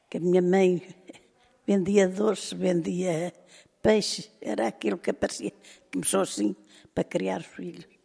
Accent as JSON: {"language": "Portuguese", "town": "São João da Pesqueira", "region": "Norte", "country": "Portugal", "tie": "born or raised there", "moved": "as an adult", "lives_now": "Lisbon, Portugal", "said": "Nasci em São João da Pesqueira. Fica lá para baixo, para o Douro. Da régua para a minha terra, de carro ainda se leva uma hora ou mais."}